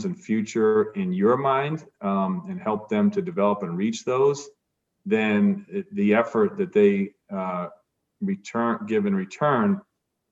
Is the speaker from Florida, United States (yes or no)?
no; Providence, Rhode Island, United States; I grew up in Providence, Rhode Island